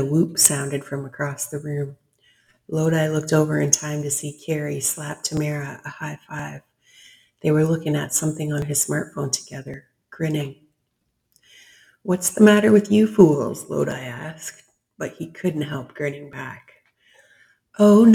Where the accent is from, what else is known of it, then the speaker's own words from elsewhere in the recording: Canada; I'm one Canadian